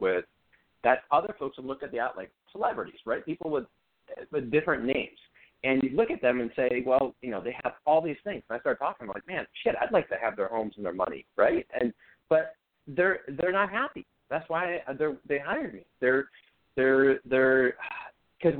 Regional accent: Midwest, United States; growing up in the Midwest

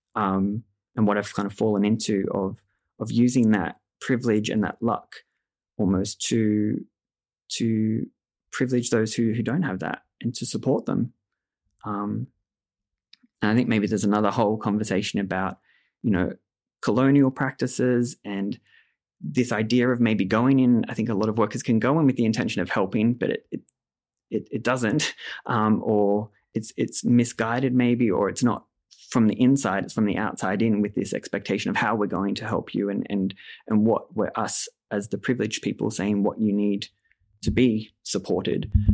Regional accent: Australia; I grew up in Australia

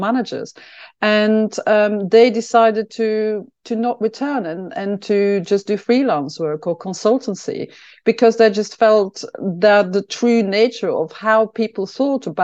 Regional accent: Belgium; now in London, United Kingdom; I'm from Belgium

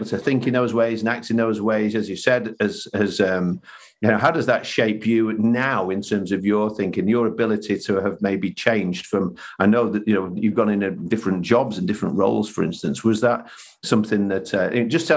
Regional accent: Manchester, North West England, United Kingdom; I was brought up here in Manchester

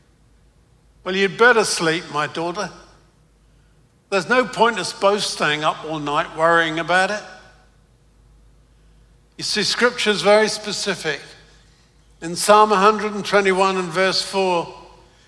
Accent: London, United Kingdom; accent: Cockney; moved away as an adult; now in United States; I'm British, but I come from London, and I was brought up in the East End of London. So I was brought up in Cockney territory.

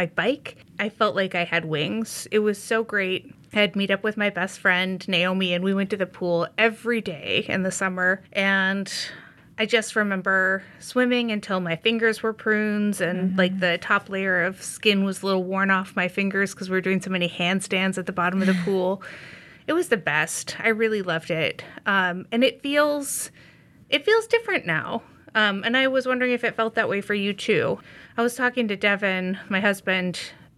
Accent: Indiana, United States; now in Skokie, United States; I'm from Indiana also

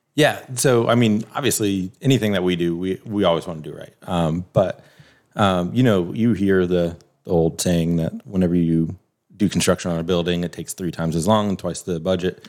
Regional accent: South Carolina, United States; moved away as an adult; also born or lived in Wisconsin; my, my family was from Ohio, hers was from Florida. You know, we grew up in South Carolina

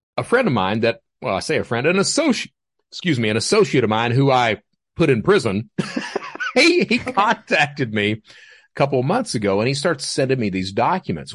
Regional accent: Hazard, Kentucky, United States; also born or lived in Panama City, Florida; That's where I'm from is Hazard, so those floods that were on C N N, that epicenter, that's my hometown

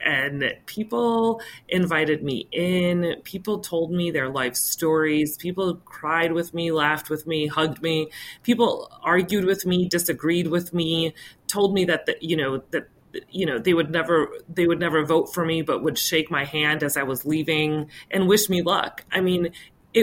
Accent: West Chicago, Illinois, United States; growing up in West Chicago, my parents had a grocery store in town

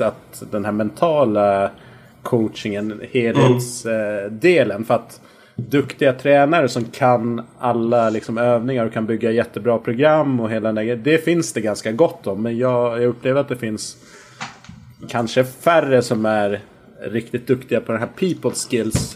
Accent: Visby, Gotland, Sweden; Jag är uppväxt på Gotland

